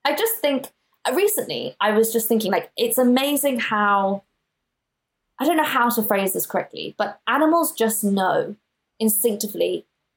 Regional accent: Johannesburg, Gauteng, South Africa; now in United Kingdom; where I grew up was in Johannesburg, and it was in an area called Sandton

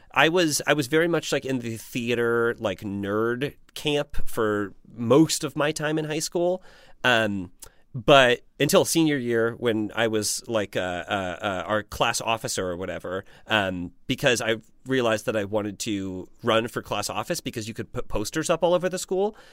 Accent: Indiana, United States; I'm still from Indiana, and there was, there truly was not much

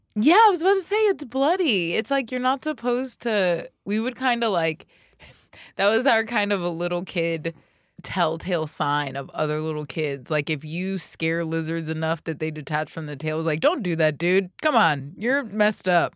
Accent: Florida, United States; growing up in Florida

